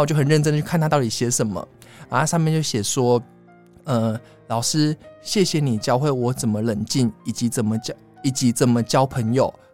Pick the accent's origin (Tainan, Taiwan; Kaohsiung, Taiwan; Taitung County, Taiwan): Kaohsiung, Taiwan; moved away as an adult; now in Taipei, Taiwan; 我是高雄人